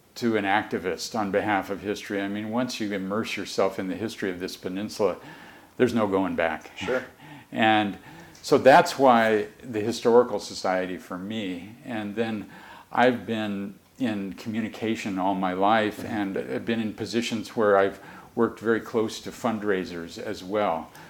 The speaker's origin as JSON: {"language": "English", "town": "Mercer Island", "region": "Washington", "country": "United States", "tie": "born or raised there", "said": "I grew up on Mercer Island"}